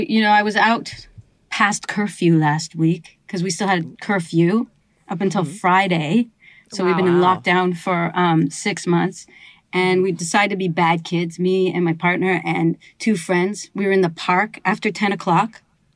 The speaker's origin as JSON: {"language": "English", "country": "Canada"}